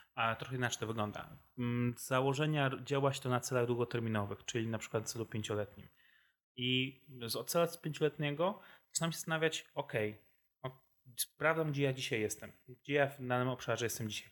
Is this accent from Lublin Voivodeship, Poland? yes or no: no; Wrocław, Lower Silesian Voivodeship, Poland; jestem wrocławianinem z urodzenia i wyboru